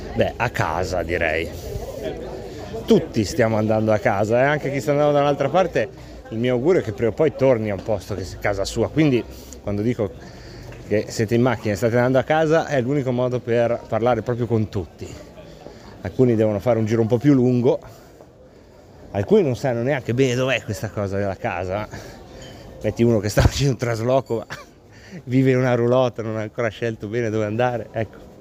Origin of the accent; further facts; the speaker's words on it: Varese, Lombardy, Italy; moved away; Io sono di Varese